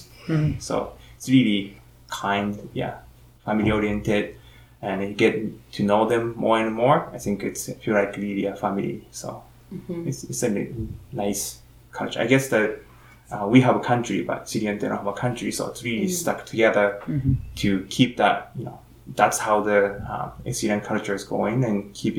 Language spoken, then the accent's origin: English; Japan; now in Canada; I grew up in Japan. Japan is pretty, you know, it's an island.